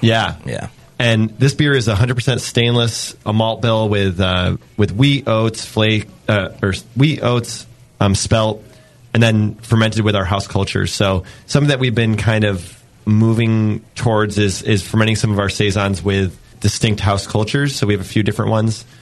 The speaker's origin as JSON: {"language": "English", "region": "New York", "country": "United States", "moved": "yes", "lives_now": "San Diego, United States", "said": "I'm from New York"}